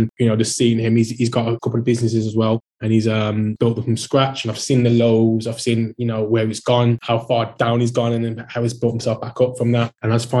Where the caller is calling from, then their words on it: Wolverhampton, West Midlands, United Kingdom; Yes. Hi, Ian. Wolverhampton.